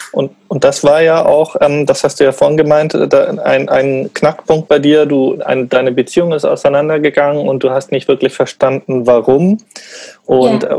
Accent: Munich, Bavaria, Germany; in Bayern oder in München, wo ich aufgewachsen bin

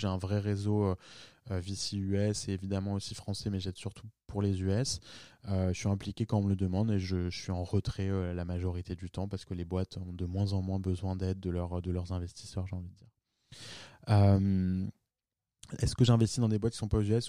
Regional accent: France; moved away as an adult; also born or lived in New York / Palo Alto; j'étais un des premiers à, par exemple, à New York, euh, à monter une boîte en tant que Français

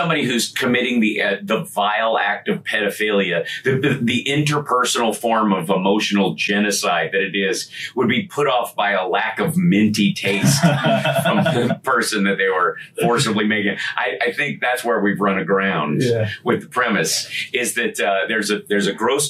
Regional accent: Kentucky, United States; And since I grew up in Kentucky, there were a lot of those kids.

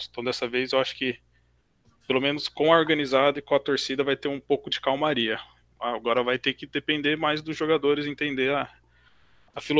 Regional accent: Mogi das Cruzes, São Paulo, Brazil; eu tenho 34 anos, eu sou de Mogi das Cruzes, mas moro hoje em São Paulo.

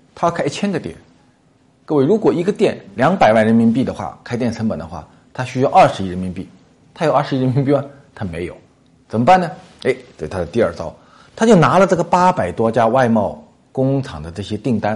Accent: southern China, China; 咱们南方人

